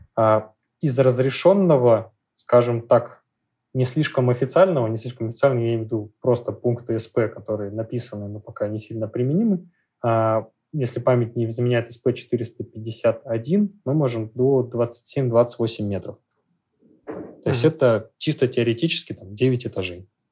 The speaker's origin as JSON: {"language": "Russian", "region": "Saint Petersburg", "country": "Russia", "said": "Я, так как из Петербурга, у нас есть определенный фетиш по старению древесины"}